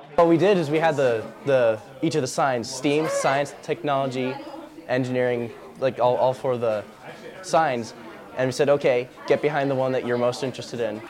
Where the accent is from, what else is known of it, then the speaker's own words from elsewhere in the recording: Texas, United States; moved away as an adult; also born or lived in Oklahoma / Indiana / Tennessee; now in Athens, Ohio, United States; my home state of Texas